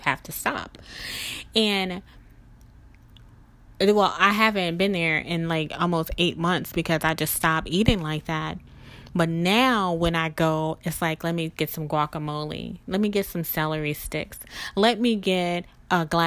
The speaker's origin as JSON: {"language": "English", "region": "the South", "country": "United States", "tie": "born or raised there", "said": "I grew up in the South"}